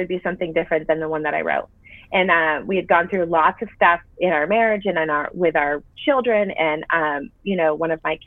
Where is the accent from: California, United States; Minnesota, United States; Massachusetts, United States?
Massachusetts, United States; also born or lived in Florida / Nashville, Tennessee; now in Franklin, United States; So I grew up in Massachusetts, moved to Florida, met my husband there